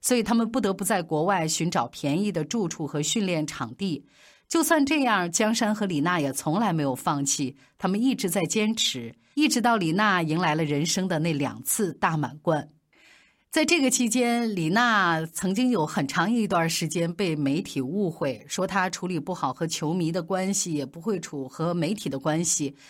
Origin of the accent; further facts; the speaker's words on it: China; 而最让我们中国人骄傲的是，二零一一年的法网。